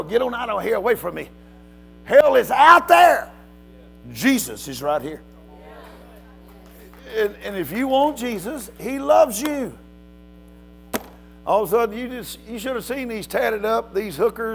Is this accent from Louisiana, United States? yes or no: yes; Louisiana, United States; moved away; I'm from Louisiana originally. And my kin folks live here.